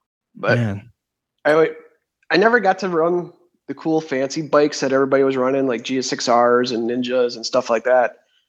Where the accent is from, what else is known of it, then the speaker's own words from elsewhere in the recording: Freedom, Wisconsin, United States; Michelle and Missy gave me that nickname. I'm a machinist from Freedom, Wisconsin, which is a small town between Green Bay and Appleton.